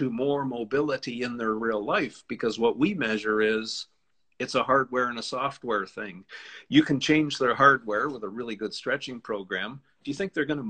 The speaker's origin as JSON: {"language": "English", "country": "Canada", "said": "I'm a Canadian"}